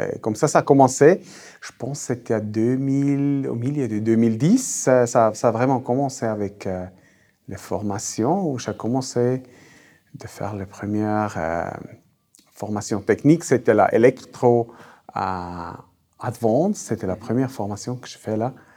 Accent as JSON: {"language": "French", "region": "German-speaking Switzerland", "country": "Switzerland", "accent": "Swiss German", "first_language": "Swiss German", "second_language": "French", "said": "ma langue maternelle, c'est euh, suisse-allemand"}